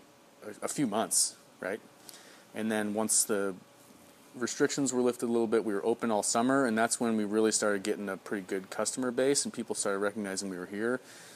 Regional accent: Chicago, Illinois, United States; now in Beaverton, United States; I'm from the Midwest, from Chicago.

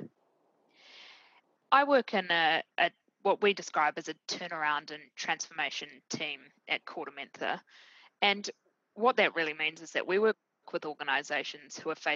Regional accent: Christchurch, Canterbury, New Zealand; moved away; I grew up in New Zealand. My parents still live in New Zealand. Most family still in New Zealand.

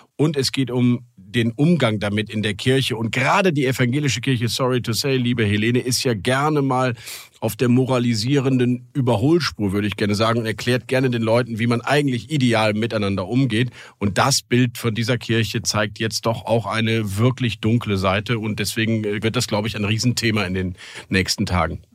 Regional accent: Rhineland, Germany; ich als rheinischer Katholik echt gläubig

